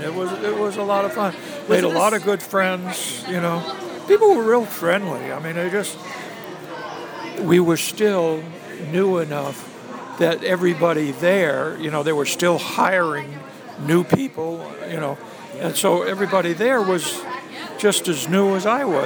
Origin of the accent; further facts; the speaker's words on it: Boston, Massachusetts, United States; accent: Boston; by the time I finished with that, with being a tour guide, got rid of my Boston accent.